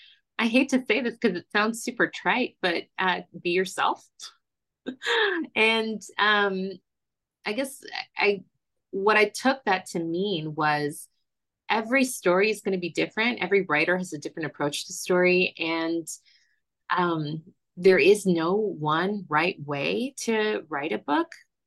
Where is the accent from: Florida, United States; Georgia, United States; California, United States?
Florida, United States; born there; I was born in Florida, so there is a way to do Disney